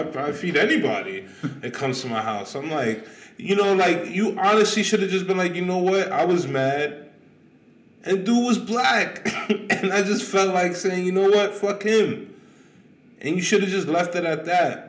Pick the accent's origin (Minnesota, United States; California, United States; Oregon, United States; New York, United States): New York, United States; New York City; I'm from Queens